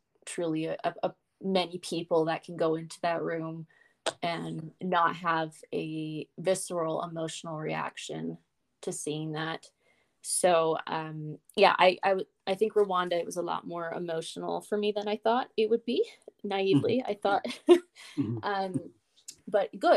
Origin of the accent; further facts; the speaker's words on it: United States; I'm just an American.